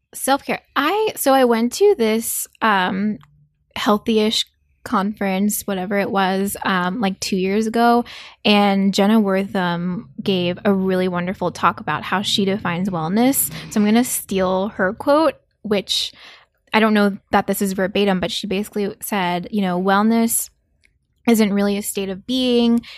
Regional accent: South Korea; moved away; also born or lived in New York; I grew up in South Korea, um, as a child

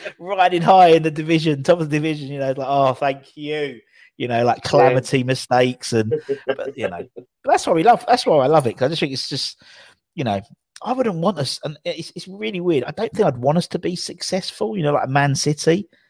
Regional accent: Barcelona, Catalonia, Spain; I'm from Barcelona. I know nothing.

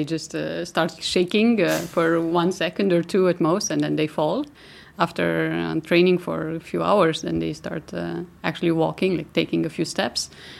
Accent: Romania; moved away; I'm from Romania originally.

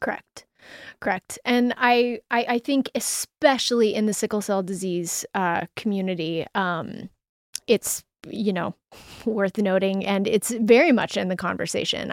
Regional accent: Denver, Colorado, United States; I am from Denver

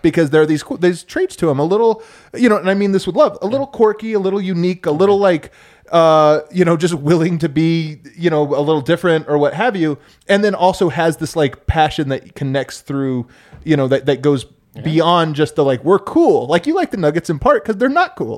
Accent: Thornton, Colorado, United States; also born or lived in Broomfield, Colorado; I'm from Thornton.

